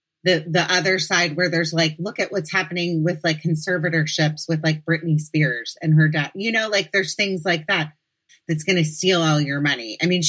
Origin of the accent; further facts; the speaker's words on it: Washington, District of Columbia, United States; now in California, United States; growing up in Washington, D.C.